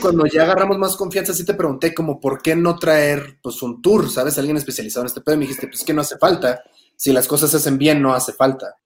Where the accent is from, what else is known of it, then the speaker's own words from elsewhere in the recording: Tijuana, Baja California, Mexico; now in Mexico City, Mexico; fue en mi tierra, fue en Tijuana, antes de que yo siquiera me mudara a Ciudad de México